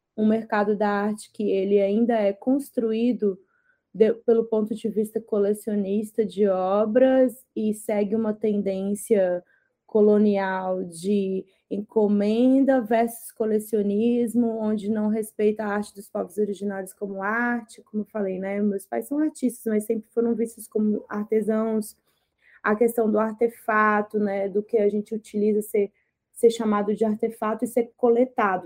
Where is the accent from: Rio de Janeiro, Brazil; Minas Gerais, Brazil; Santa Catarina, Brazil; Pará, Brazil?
Minas Gerais, Brazil; Sabará; moved away as an adult; now in São Paulo, Brazil; de Sabará, que foi onde eu fui criada ali do lado de Belo Horizonte, na região metropolitana.